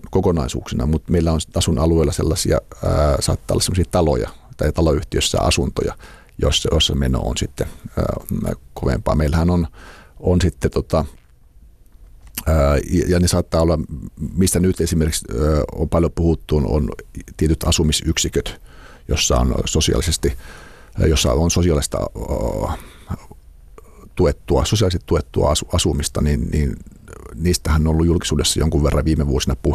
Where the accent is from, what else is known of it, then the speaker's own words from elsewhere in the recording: Imatra, South Karelia, Finland; moved away as an adult; now in Helsinki, Finland; mä oon Imatralta kotoisin